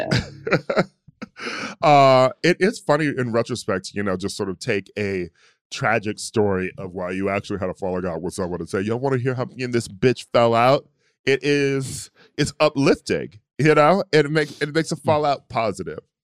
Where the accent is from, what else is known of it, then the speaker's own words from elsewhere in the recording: Midwest, United States; now in California, United States; I'm from the Midwest